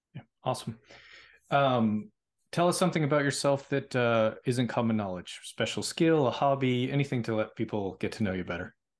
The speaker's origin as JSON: {"language": "English", "town": "Boston", "region": "Massachusetts", "country": "United States", "said": "I'm from Boston"}